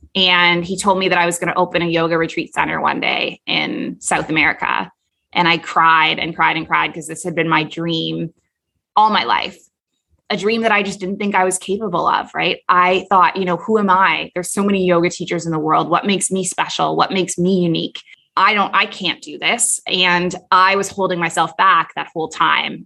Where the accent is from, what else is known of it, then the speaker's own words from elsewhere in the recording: Toronto, Ontario, Canada; moved away as an adult; also born or lived in Kuwait / Abu Dhabi; now in Bali, Indonesia; I was raised in Toronto